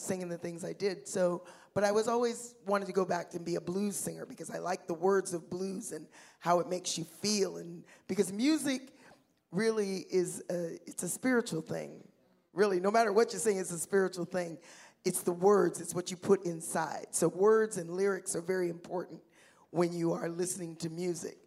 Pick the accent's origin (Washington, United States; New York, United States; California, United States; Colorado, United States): Washington, United States; Seattle; I was born and raised in Seattle